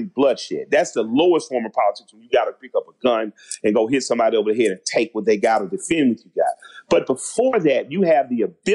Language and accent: English; Atlanta, Georgia, United States; I went to Frederick Douglass High School in Atlanta, an all-black neighborhood with all-black kids